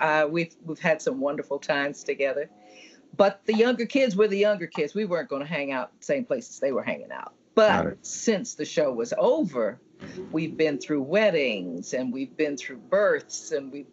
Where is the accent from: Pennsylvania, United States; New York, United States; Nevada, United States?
New York, United States; New York City; I grew up in the projects in New York City